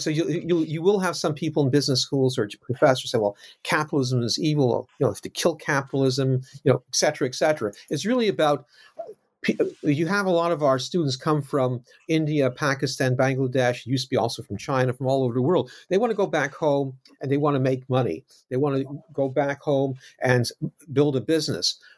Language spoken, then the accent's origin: English; Canada; now in United Kingdom; I'm not American, I'm Canadian, now living in the U K